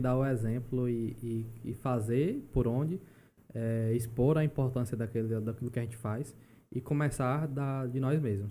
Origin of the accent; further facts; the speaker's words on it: Alagoinhas, Bahia, Brazil; moved away as an adult; now in João Pessoa, Brazil; Eu sou natural da Bahia, não sou paraibano de fato